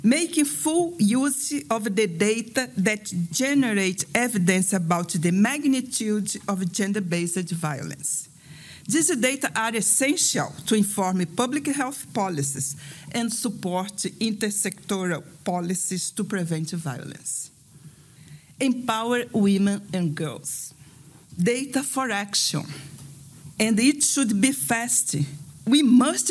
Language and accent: English; South Africa; I'm from South Africa